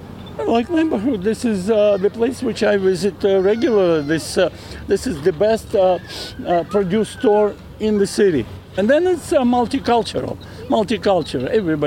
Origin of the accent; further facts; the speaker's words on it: Kyiv, Ukraine; English is a second language; now in New York, United States; Because I originally born in Ukraine, in Kyiv, yeah?